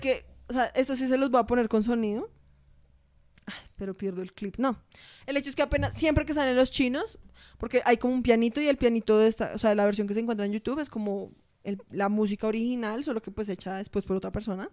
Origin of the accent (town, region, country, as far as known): Colombia